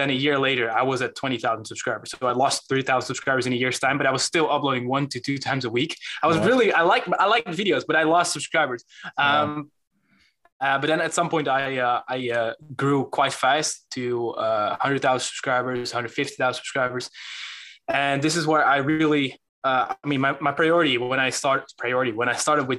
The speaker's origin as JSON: {"language": "English", "country": "Netherlands", "second_language": "English", "said": "I'm from the Netherlands. And sometimes I have this weird accent going on"}